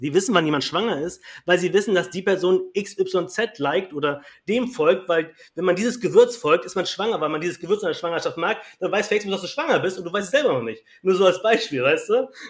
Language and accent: German; Kiel, Schleswig-Holstein, Germany; Also ich komme ja aus Kiel und äh, wir haben hier eine große Gruppe in Kiel.